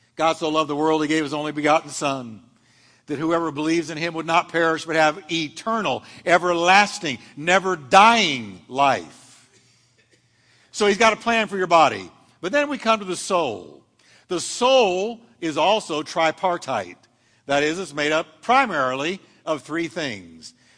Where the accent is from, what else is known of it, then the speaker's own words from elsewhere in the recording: United States; I'm an American citizen